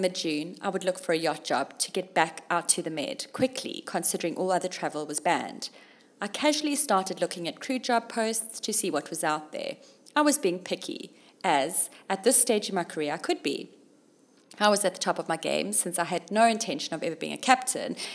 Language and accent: English; Durban, KwaZulu-Natal, South Africa; moved away as an adult; also born or lived in Zimbabwe / London, United Kingdom; Durban, my hometown.